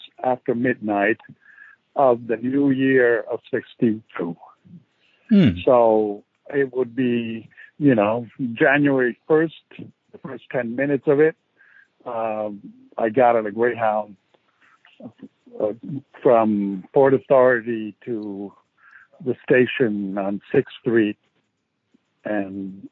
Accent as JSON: {"language": "English", "town": "Rome", "region": "Lazio", "country": "Italy", "tie": "born or raised there", "also_born_or_lived": "San Francisco", "moved": "as an adult", "said": "I was born and raised in Rome"}